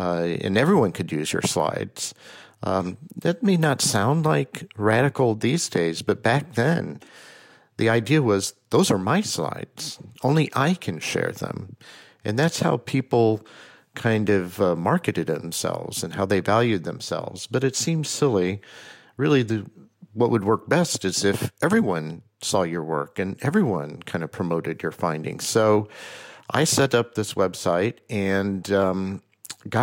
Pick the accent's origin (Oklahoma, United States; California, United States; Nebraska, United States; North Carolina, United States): Oklahoma, United States; also born or lived in New York area; I was born in Oklahoma, and my mother was a painter.